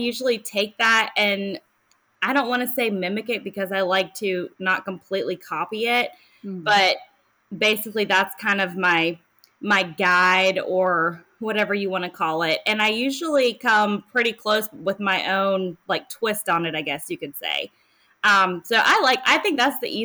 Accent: Charlotte, North Carolina, United States; now in Indian Land, United States; I grew up around the Charlotte area

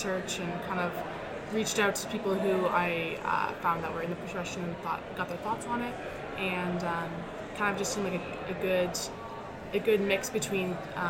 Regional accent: Toronto, Ontario, Canada; I'm from Toronto.

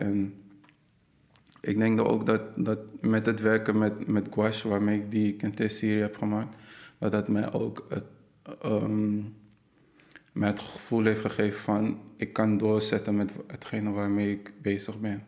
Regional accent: Netherlands; ik kom uit Nederland, maar ze wilde eigenlijk weten van wat is mijn, mijn achtergrond. En ik had even dat, dat ik Ghanese ben.

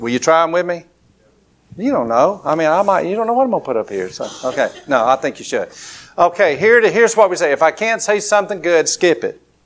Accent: Lower Alabama, United States; accent: country drawl; I'm from L.A., Lower Alabama

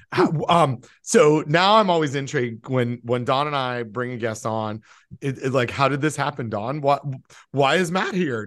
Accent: Toronto, Ontario, Canada; moved away; I'm from Toronto and I'm still very much a Toronto sports fan.

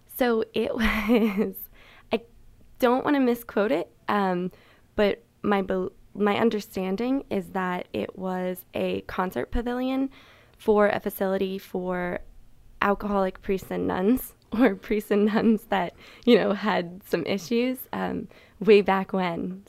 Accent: Rockville, Maryland, United States; I'm from Rockville

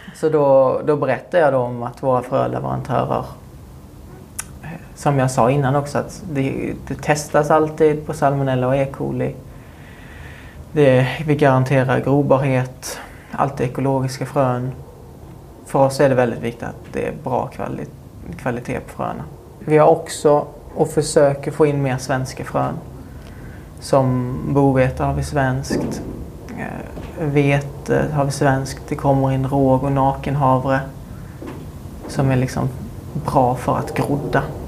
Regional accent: Munka Ljungby, Skåne, Sweden; mitt hus där jag växte upp

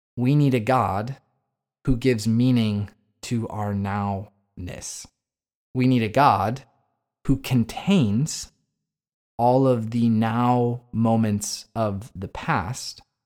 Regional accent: United States; as an American

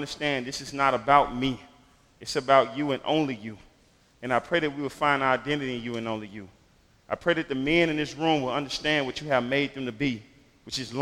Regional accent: Memphis, Tennessee, United States; I grew up in Memphis in what most people would call the inner city or the hood, in a single-parent home

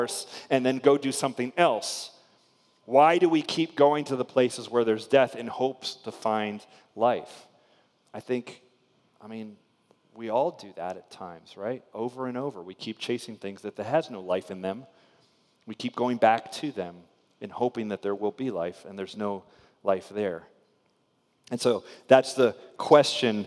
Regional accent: Spring Hill, Florida, United States; I grew up in a little town in Florida called Spring Hill

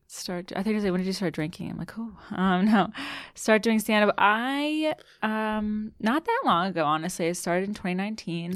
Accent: Annapolis, Maryland, United States; moved away as an adult; also born or lived in Colorado; now in New York, United States; I grew up in Maryland, um, went to college in Colorado

